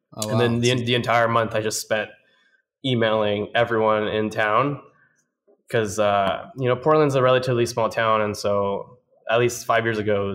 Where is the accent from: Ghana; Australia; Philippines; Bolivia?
Bolivia; also born or lived in Miami; I grew up in Bolivia and partially in Miami. Kind of went a lot back and forth.